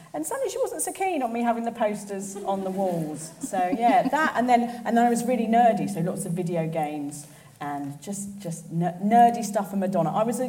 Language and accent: English; London, United Kingdom; See, I grew up in South East London